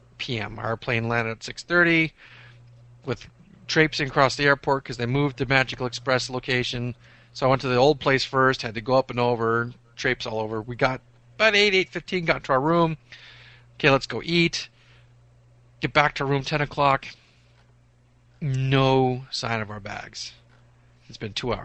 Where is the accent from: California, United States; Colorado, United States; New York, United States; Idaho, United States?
California, United States; Inland Empire; I said, you know, Inland Empire